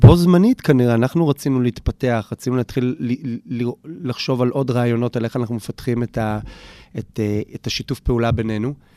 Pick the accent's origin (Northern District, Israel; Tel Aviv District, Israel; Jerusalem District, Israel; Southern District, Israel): Jerusalem District, Israel; Jerusalem; נולדתי בשכונת אה, הר נוף בירושלים, גדלתי שם.